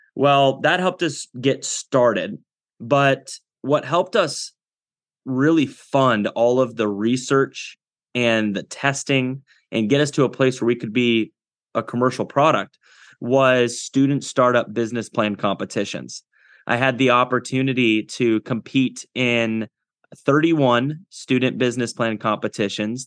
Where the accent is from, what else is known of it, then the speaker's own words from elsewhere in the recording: Iowa, United States; also born or lived in Kinston, North Carolina; I was born in Kinston, North Carolina, and at a young age, uh, we moved to Iowa, spent all my childhood in Iowa